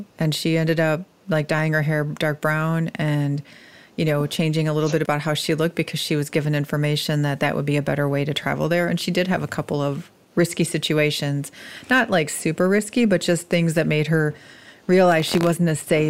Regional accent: United States; as an American who hasn't traveled outside of the U.S.

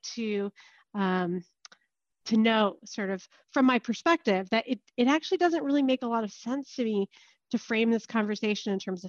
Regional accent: Palo Alto, California, United States; moved away; also born or lived in Israel; I was born and raised in Palo Alto, Northern California

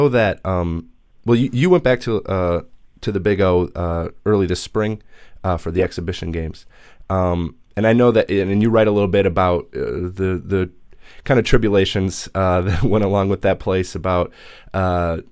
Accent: Minneapolis, Minnesota, United States; I'm from Minneapolis

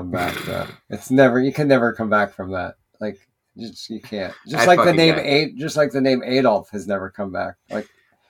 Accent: New York, United States; we're from New York.

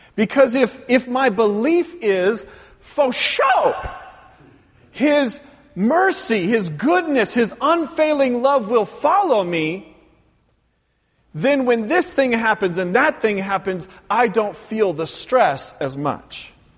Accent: Pacific Northwest, United States; moved away; growing up in the Pacific Northwest

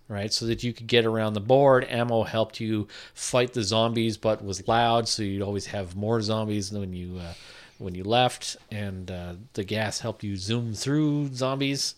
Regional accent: Sault Ste. Marie, Ontario, Canada; I'm from the Sioux

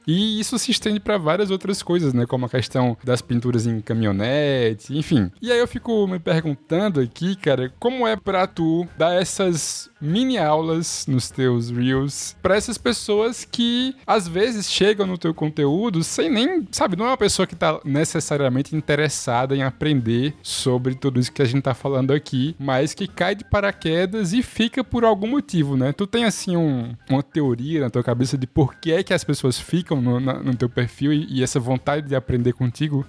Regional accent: Cariri, Ceará, Brazil; somos do Cariri

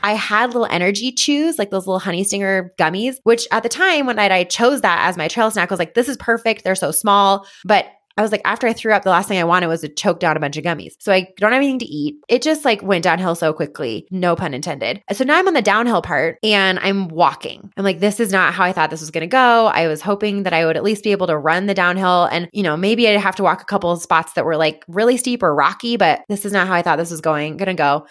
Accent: Boulder, Colorado, United States; also born or lived in Longmont; I'm from Boulder

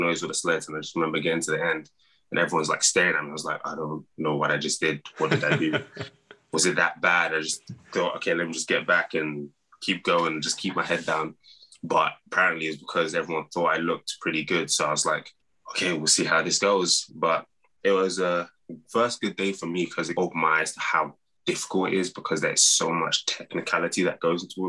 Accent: London, United Kingdom; moved away as an adult; also born or lived in Iowa, United States / Nigeria (parents); now in United States; growing up in London, football, soccer

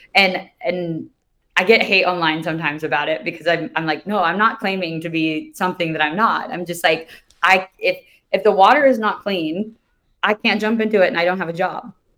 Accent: Kansas City, United States; I grew up in Kansas City, so not around the water

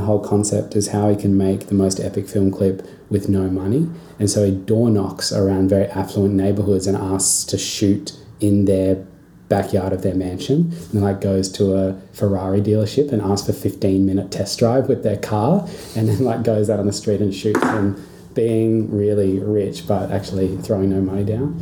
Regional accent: Darwin, Northern Territory, Australia; I grew up in Darwin

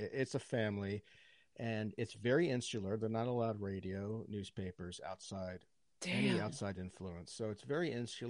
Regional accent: Bethesda, Maryland, United States; also born or lived in Virginia; the entitled fucks that I grew up with in Bethesda, Maryland.

